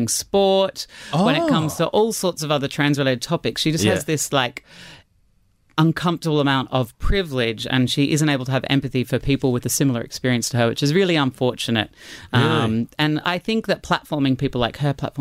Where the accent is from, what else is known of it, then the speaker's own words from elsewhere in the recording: Brisbane, Queensland, Australia; you're growing up in Brisbane